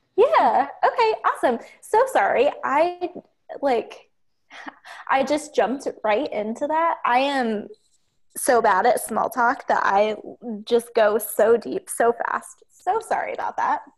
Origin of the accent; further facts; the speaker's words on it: Ohio, United States; I grew up in Ohio, in the middle of nowhere, on a farm